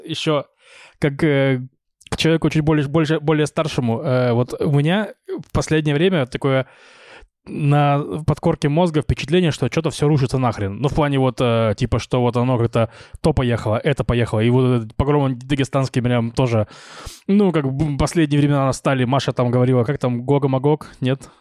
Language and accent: Russian; Novosibirsk, Novosibirsk Oblast, Russia; moved away as an adult; now in Israel; приезжал в родной Новосибирск